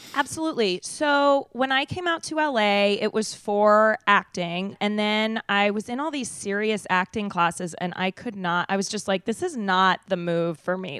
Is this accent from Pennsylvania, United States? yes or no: no; Denver, Colorado, United States; moved away as an adult; now in Los Angeles, United States; I'm from Denver